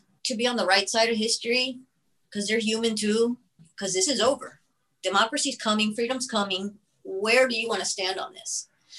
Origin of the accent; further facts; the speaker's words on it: United States; I was born and raised in the United States